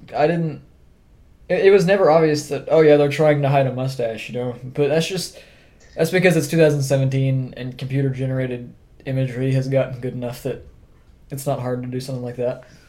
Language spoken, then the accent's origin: English; Oklahoma, United States; we're three dudes from Oklahoma